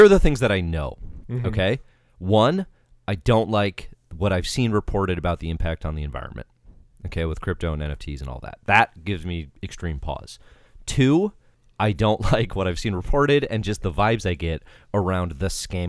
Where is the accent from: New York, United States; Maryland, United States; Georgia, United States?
Georgia, United States; I know I'm from Georgia